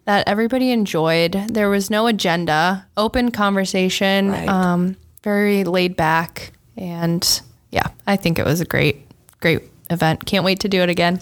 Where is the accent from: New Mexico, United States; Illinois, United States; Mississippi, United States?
Illinois, United States; Moline; I grew up across the river too in Moline